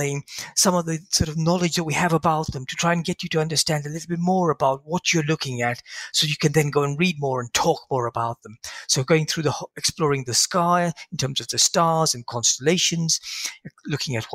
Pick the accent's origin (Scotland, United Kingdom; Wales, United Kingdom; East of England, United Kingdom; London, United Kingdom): London, United Kingdom; growing up in London